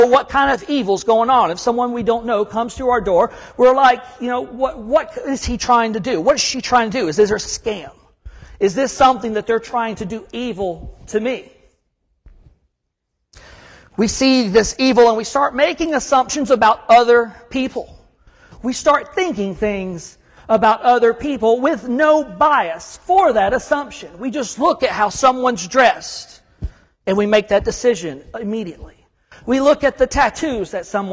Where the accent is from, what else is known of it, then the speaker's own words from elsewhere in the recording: Huntsville, Alabama, United States; moved away as an adult; also born or lived in Savannah, Georgia / Chattanooga, Tennessee / Fort Bragg, North Carolina; now in Kentucky, United States; I'm from North Alabama. I'm from Huntsville.